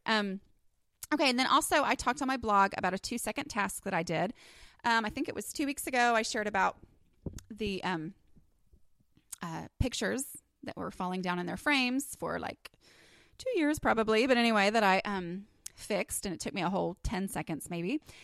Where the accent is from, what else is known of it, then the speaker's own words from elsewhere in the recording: Texas, United States; accent: Texas; my little Texas accent